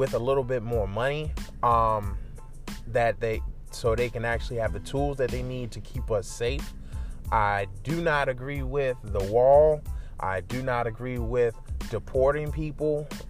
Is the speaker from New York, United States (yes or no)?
yes; New York, United States; now in the American South, United States; I am a New Yorker. But in my blood, I'm a New Yorker